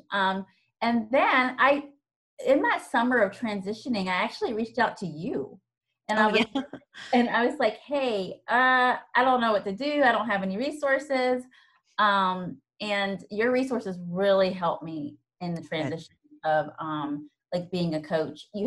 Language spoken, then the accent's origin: English; Virginia, United States; also born or lived in Georgia; now in Atlanta, United States; I'm originally from Virginia. I now live in Georgia um, with I have four kids and my husband, um